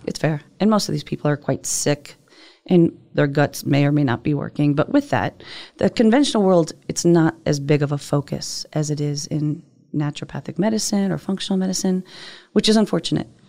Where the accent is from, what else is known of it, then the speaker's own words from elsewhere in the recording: Northeast, United States; I'm from the Northeast.